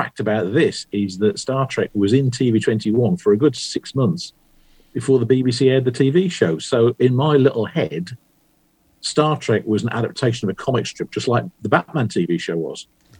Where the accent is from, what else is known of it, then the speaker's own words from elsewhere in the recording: West Bromwich, West Midlands, United Kingdom; moved away as an adult; where I grew up in West Bromwich in the West Midlands, nobody ever did anything, as far as I knew.